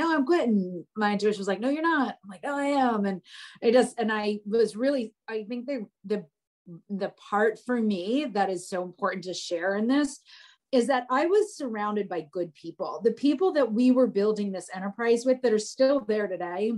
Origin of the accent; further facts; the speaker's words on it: New Jersey, United States; moved away; also born or lived in Atlanta; I'm from New Jersey